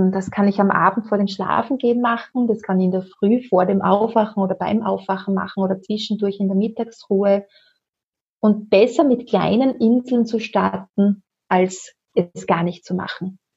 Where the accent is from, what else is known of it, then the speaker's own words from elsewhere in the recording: Austria; Bei uns in Österreich können wir es gerne auch über den Neue Wege Shop bestellen.